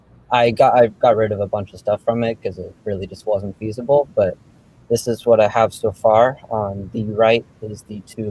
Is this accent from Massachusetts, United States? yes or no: yes; Massachusetts, United States; I am from Massachusetts.